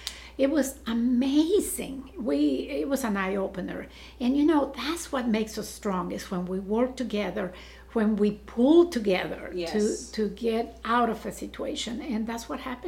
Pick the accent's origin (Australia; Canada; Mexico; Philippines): Mexico; Mexico City; English is a second language; moved away as an adult; now in Corpus Christi, United States; I was born and raised in Mexico City.